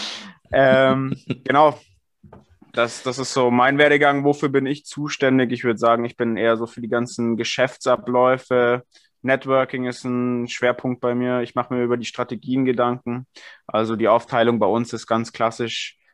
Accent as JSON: {"language": "German", "region": "Bavaria", "country": "Germany", "tie": "born or raised there", "said": "gebürtiger Bayer"}